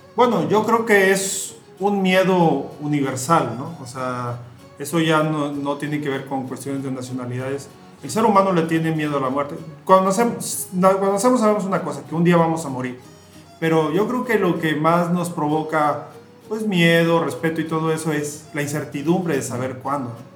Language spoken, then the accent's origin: Spanish; Mexico